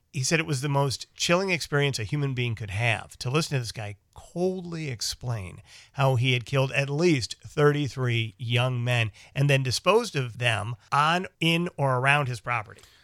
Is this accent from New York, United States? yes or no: no; Chicago, Illinois, United States; we grew up in Chicago and worked in Chicago